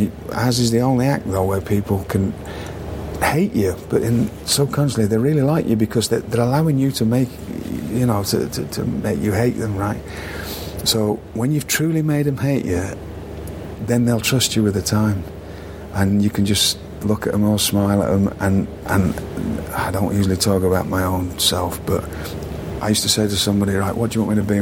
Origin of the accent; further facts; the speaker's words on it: United Kingdom; moved away; I didn't take myself seriously, which is a quality of being British